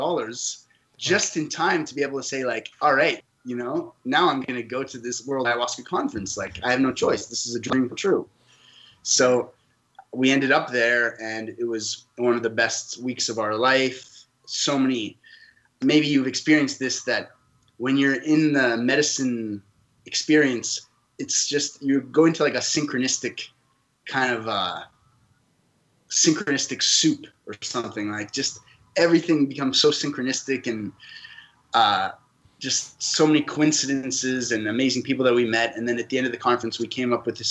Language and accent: English; Canada; also born or lived in France; now in Costa Rica; I live in Costa Rica, and I was born in France and grew up in Canada